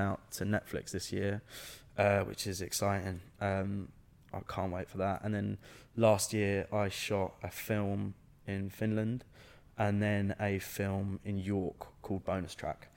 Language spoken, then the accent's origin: English; England, United Kingdom; I was the only English man, or only English person on the set playing Scottish